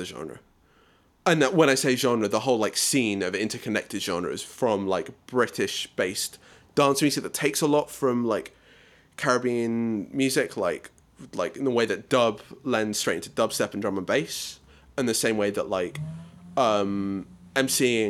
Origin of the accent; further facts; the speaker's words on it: South Africa; as a South African